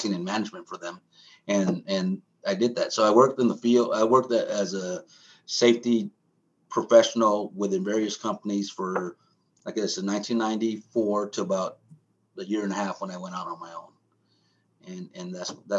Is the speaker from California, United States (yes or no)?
yes; San Francisco Bay Area, California, United States; I grew up in San Francisco Bay Area.